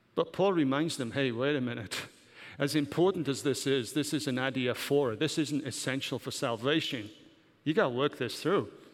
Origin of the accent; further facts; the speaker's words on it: Welsh, Wales, United Kingdom; also born or lived in Germany; now in United States; I'm not English, I'm Welsh.